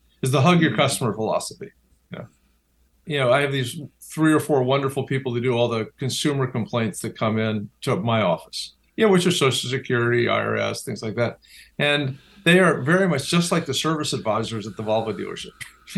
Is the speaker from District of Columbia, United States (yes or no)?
yes; Washington, District of Columbia, United States; partly, maybe hugely, because of my grandmother and growing up in Washington, D.C., where politics is the cottage industry.